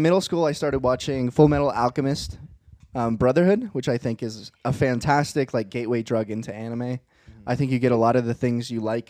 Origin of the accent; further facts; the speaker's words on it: Virginia, United States; So growing up in Virginia, I remember Naruto would come on right as we were about to go to bed.